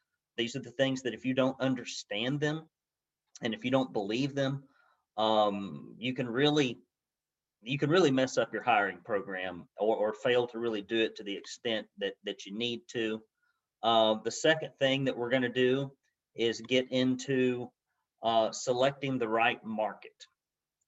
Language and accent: English; Arab, Alabama, United States; I grew up in Arab, Alabama, you know, kind of dirt poor